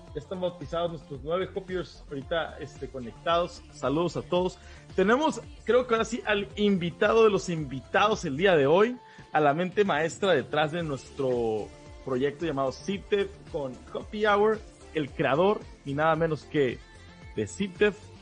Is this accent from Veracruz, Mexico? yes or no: no; Baja California, Mexico; tanto Luis como yo somos baja californianos